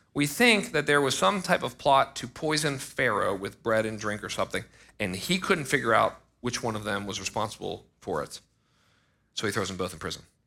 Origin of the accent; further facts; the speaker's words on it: United States; I was born in America